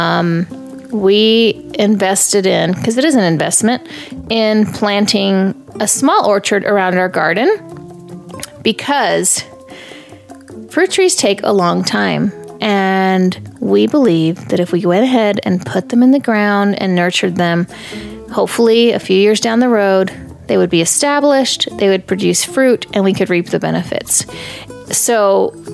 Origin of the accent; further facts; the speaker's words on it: Texas, United States; I grew up in Texas